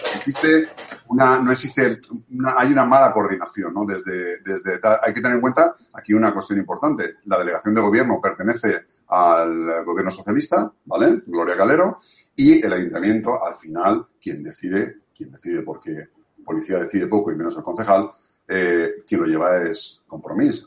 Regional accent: Valencia, Valencian Community, Spain; yo soy de Cabañán, a mí no me lo vas a contar. yo lo he vivido, durante toda mi vida

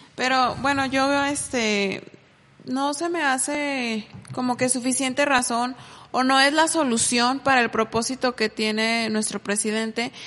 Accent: Mexico; nosotros como mexicanos

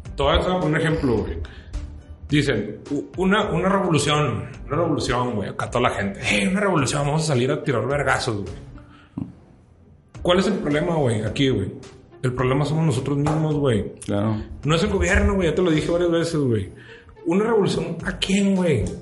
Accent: Mexico; como mexicano

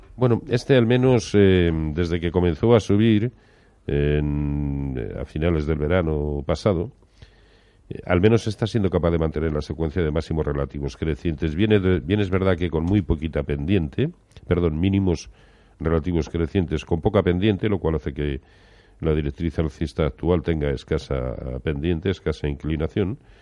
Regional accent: Valladolid, Castile and León, Spain; yo como soy de Valladolid

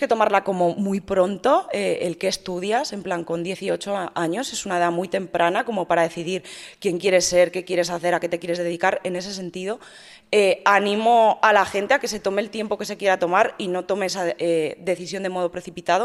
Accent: Madrid, Community of Madrid, Spain; moved away as an adult; also born or lived in Valencia; now in Andorra; Soy nacida en Madrid, eh, he vivido en Madrid hasta los treinta

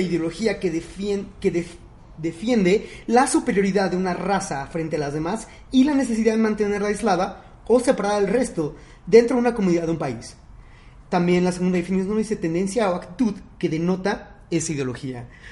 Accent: Mexico; ¿Qué nos define como mexicanos?

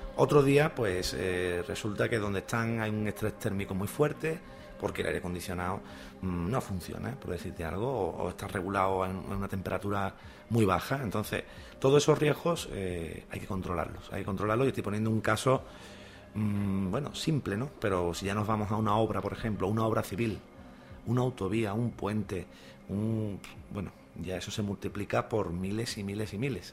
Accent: Andalusia, Spain; accent: Andalusian; hablando en andaluz, ¿no? Porque también nosotros tenemos nuestro dialecto

